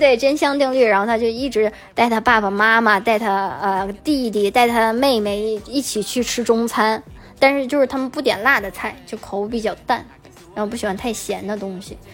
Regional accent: China; moved away; 作为中国人

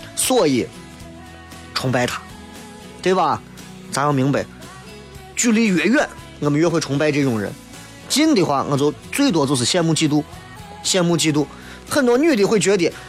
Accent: Xi'an, Shaanxi, China; 作为一个地道的西安人，或者作为一个地道的陕西人，我们应该把我们自己的方言好好的、精深的研究一下

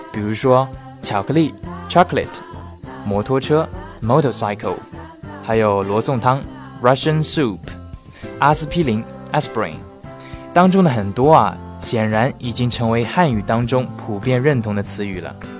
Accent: China; accent: Chinese; 咱们的中国口音

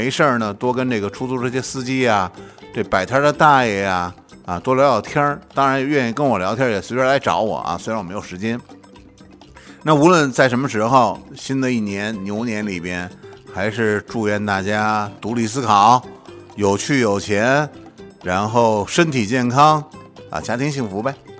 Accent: Fangshan, Beijing, China; 我北京人，但是呢又不是北京胡同的人，我们家老家房山的。那里边是什么呢？那里边是北京猿人的起始点。

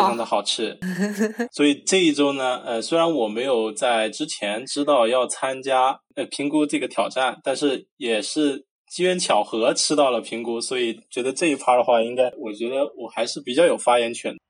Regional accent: Sichuan-Chongqing, China; 咱们川渝这边儿

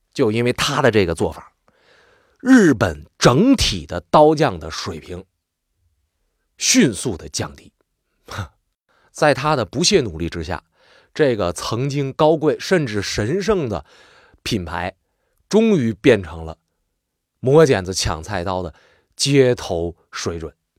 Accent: Northeast China, China; accent: Northeastern Mandarin; also born or lived in Changchun; 我们东北话有时候叫肋叉子

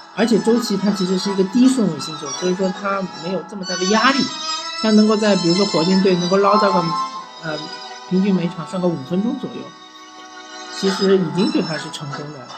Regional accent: Shanghai, China; 我作为一个老上海

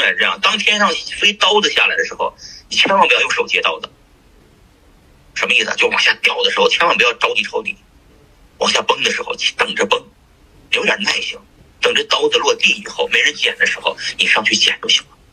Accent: Shanxi, China; 我是山西人，山西人，那吃羊肉的人挺多

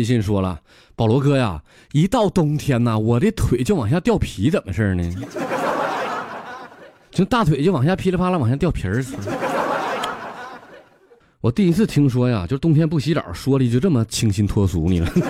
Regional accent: Northeast China, China; 你再看咱们东北人打雪仗，这咋？

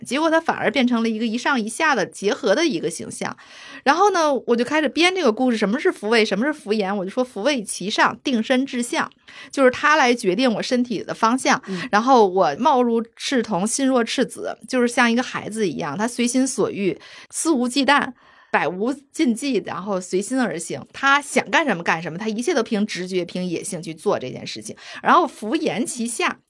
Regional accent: China; 我作为一个中国人

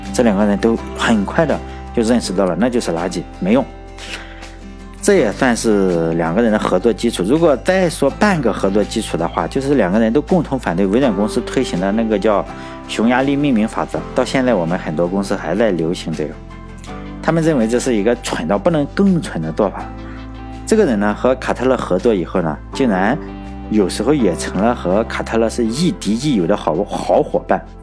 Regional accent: China; 毕竟我是中国人

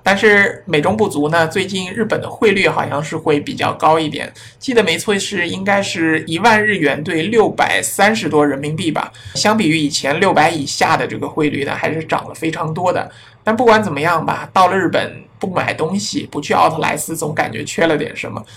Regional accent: China; 我们中国人

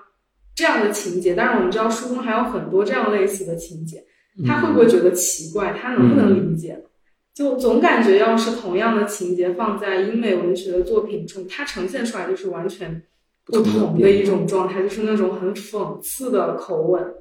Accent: China; 作为这种就是我们这样土生土长的中国人，然后还有或者就是华人

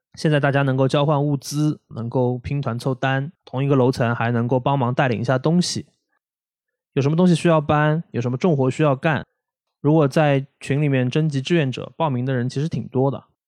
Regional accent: Shanghai, China; 我们上海人

